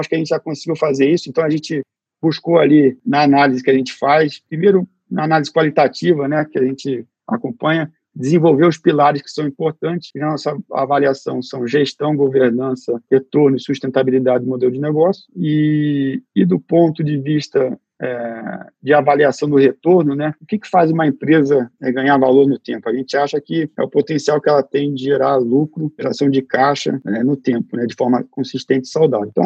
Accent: Brazil; A gente, eu cresci no Brasil com que a é, que era uma proposta, continua sendo uma proposta de valor

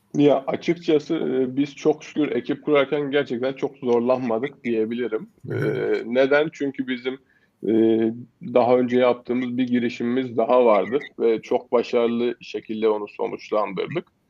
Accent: Kayseri Province, Turkey; Esasen Kayseriliyim. Ee, öğrencilik hayatım yine Kayseri'de geçti.

